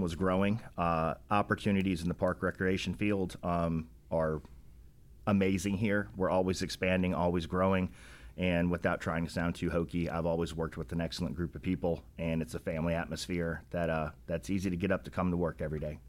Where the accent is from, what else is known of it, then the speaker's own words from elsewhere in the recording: West Point, New York, United States; now in Rock Hill, United States; I was born in New York, grew up, um, right outside of West Point, New York, where the military academy is